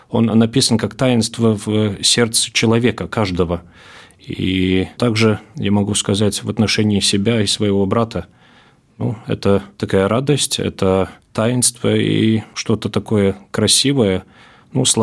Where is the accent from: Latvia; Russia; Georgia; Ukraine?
Latvia; Latgale; also born or lived in Riga; Я родился в Риге, но всю жизнь практически в Латгалии живу